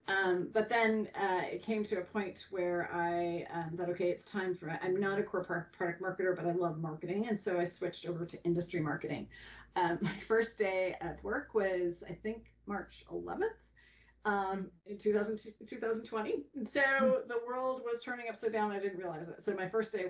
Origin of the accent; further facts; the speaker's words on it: Seattle, Washington, United States; moved away as an adult; I'm from Seattle, I moved to Washington, D.C.